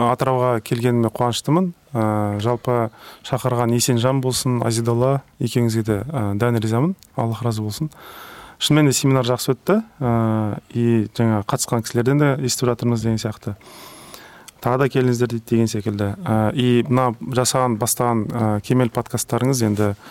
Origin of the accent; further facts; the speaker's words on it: Kazakhstan; біз қазақ халқы не ғой андай өте қонақ жайлы жұмсақ халықпыз бірақ одновременно өте қырсық халықпыз ғой